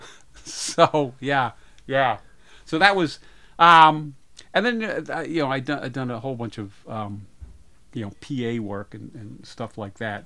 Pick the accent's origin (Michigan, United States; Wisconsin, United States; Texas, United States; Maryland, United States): Maryland, United States; Rockville; in my hometown, Rockville, Maryland